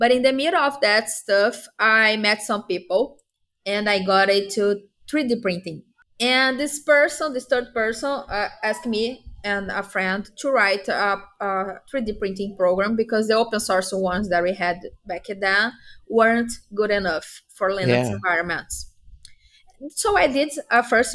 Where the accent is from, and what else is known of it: Brazil; English is a second language